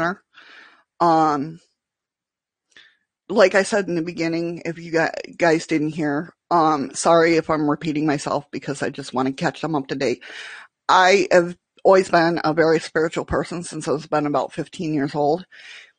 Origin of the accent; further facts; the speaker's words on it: Western New York, United States; moved away as an adult; now in Alaska, United States; I'm from Western New York